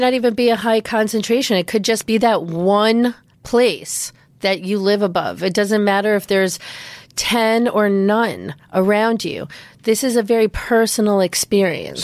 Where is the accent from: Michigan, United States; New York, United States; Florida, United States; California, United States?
New York, United States; growing up in Manhattan